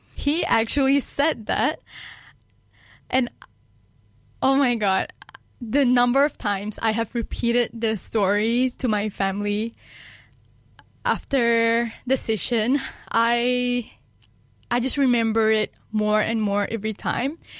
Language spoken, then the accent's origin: English; Kedah, Malaysia; now in Dunedin, New Zealand; my hometown in Malaysia, uh, Kedah